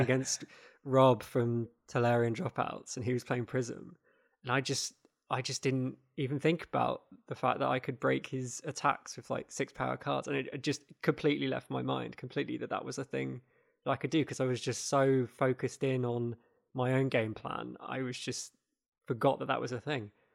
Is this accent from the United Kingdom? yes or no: yes; United Kingdom; as British people in the U K